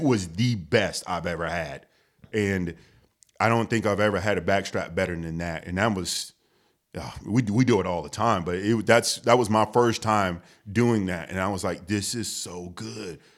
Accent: Houston, Texas, United States; I grew up in Houston, the H town

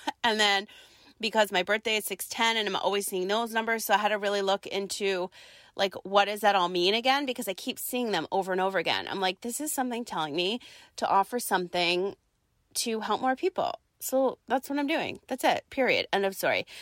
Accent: East Coast, United States; now in San Diego, United States; we're both from the East Coast

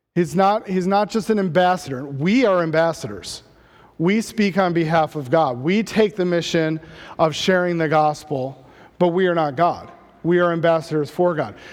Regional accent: Midwest, United States; growing up in the Midwest

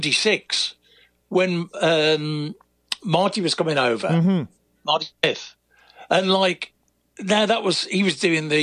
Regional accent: United Kingdom; When I was riding, I, as the British guy, when I'd finished trying to do Grand Prix

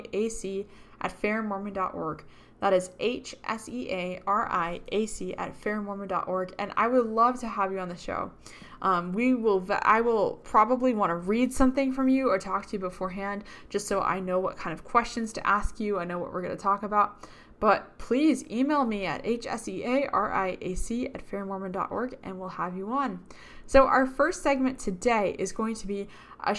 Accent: Boston, Massachusetts, United States; moved away as an adult; now in Utah, United States; I'm from Boston, Massachusetts

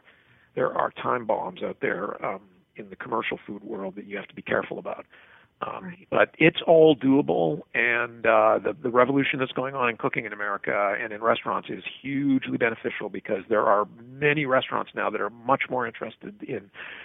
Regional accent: the Prairies, Canada; I grew up in a clean your plate kid household, as I think I grew up in the Midwest of Canada, actually.

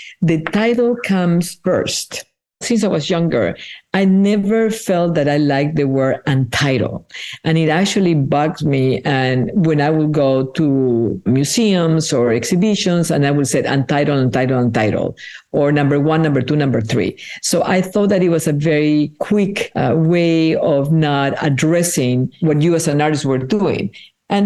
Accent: Peru; first language Spanish; English is a second language; moved away; I was born in Peru, and my mother tongue is Spanish

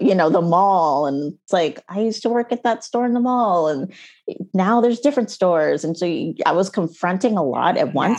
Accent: United States; moved away as an adult; also born or lived in Canada; We moved to, um, to the States and, well, I was pregnant with my son and then, um, and we lived with my parents

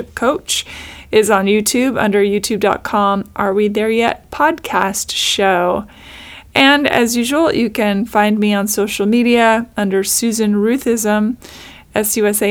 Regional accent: Pacific Northwest, United States; now in Los Angeles, United States; I grew up in the Pacific Northwest

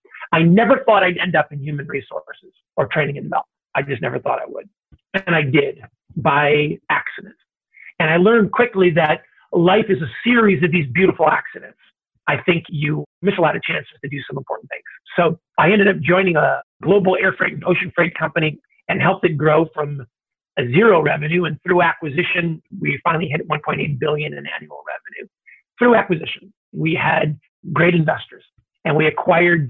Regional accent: Cleveland, Ohio, United States; moved away; Grew up in the Midwest, grew up in Ohio, the son of immigrant parents.

